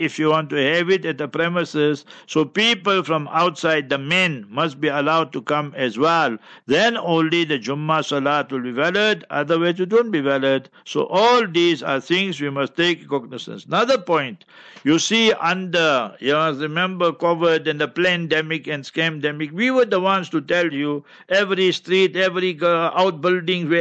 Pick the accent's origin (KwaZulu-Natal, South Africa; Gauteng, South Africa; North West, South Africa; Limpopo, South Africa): Gauteng, South Africa; Heidelberg; also born or lived in Karachi; I will be in Heidelberg, my hometown